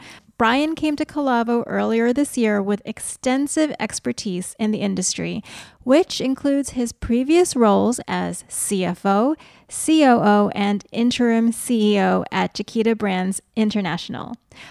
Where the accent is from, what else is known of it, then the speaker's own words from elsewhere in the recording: New York, United States; now in California, United States; growing up, I grew up in New York on the East Coast